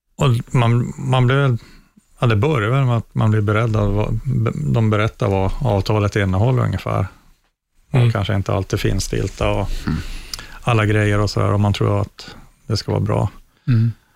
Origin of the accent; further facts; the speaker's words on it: Luleå, Norrbotten County, Sweden; jag växte upp i Luleå eh, i ett villakvarter